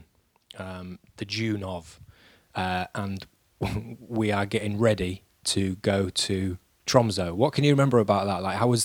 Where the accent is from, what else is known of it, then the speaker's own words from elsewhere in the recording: Yorkshire and the Humber, United Kingdom; I'm just a Yorkshireman